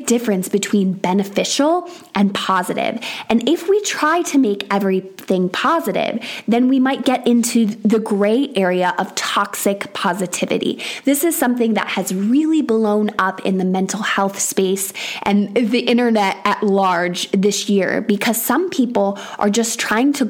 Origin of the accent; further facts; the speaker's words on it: Syracuse, New York, United States; now in England, United Kingdom; I am originally from Syracuse, New York, which is one of the top 10 snowiest cities in America. So when I say that I grew up with snow